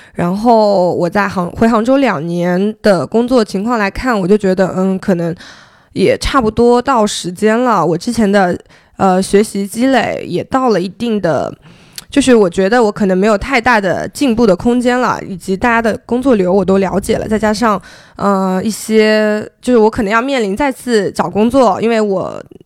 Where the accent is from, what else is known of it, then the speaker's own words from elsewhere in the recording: Zhejiang, China; also born or lived in Beijing; now in Hangzhou, China; 我前面两份，哦，前面有三份工作的经历， 然后分别是在字节跳动，北京话在字节跳动， 然后后面我选择回了杭州，因为我是浙江人